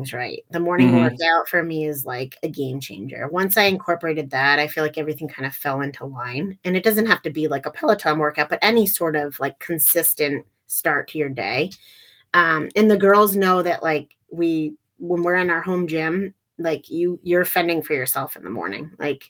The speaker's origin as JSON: {"language": "English", "town": "Exeter", "region": "New Hampshire", "country": "United States", "tie": "born or raised there", "moved": "yes", "lives_now": "Wilmington, United States", "said": "I grew up in Exeter, New Hampshire, which is a seacoast town"}